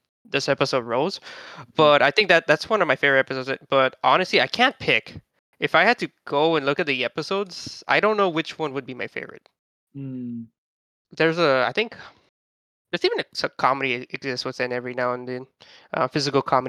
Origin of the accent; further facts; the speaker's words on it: United States; I'm American